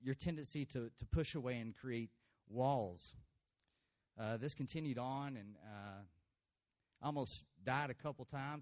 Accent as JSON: {"language": "English", "town": "Brownwood", "region": "Texas", "country": "United States", "tie": "born or raised there", "said": "I was born in Brownwood, Texas, here"}